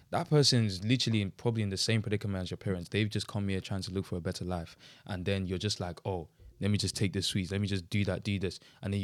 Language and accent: English; Southend-on-Sea, East of England, United Kingdom; I'm so scared to say I'm from Southend